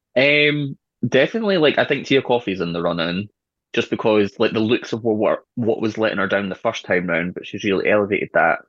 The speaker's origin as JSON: {"language": "English", "town": "Edinburgh", "region": "Scotland", "country": "United Kingdom", "said": "I'm from Edinburgh"}